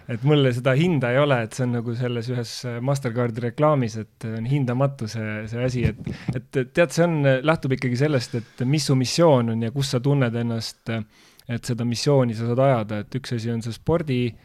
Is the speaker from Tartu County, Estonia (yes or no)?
yes; Tartu, Tartu County, Estonia; Tartu, tartlasena